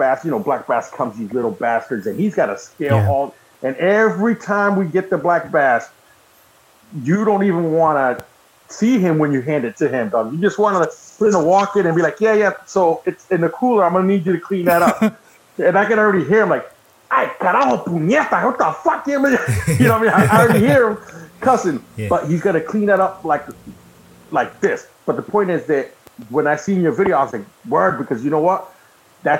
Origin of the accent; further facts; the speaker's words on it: Massachusetts, United States; I'm from Mass, so we go to Boston